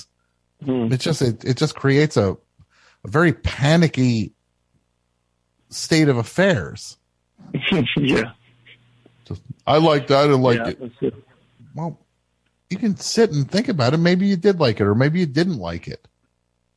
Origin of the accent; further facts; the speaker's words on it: New Jersey, United States; I am from New Jersey